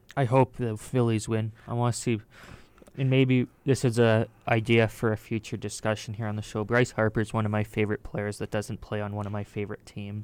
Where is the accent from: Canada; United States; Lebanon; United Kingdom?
Canada; we are Canadian